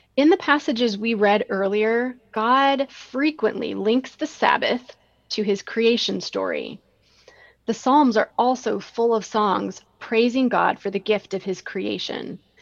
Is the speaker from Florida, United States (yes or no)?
no; Rockford, Illinois, United States; hiking around all the nature preserves in Rockford, Illinois, my hometown